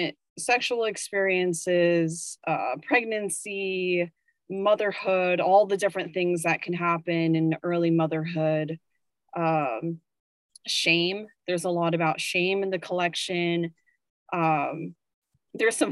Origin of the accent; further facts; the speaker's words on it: Virginia, United States; moved away as an adult; also born or lived in Richmond, Virginia; now in New York, United States; I am from Virginia and I lived in Richmond, the capital of the Confederacy during the Civil War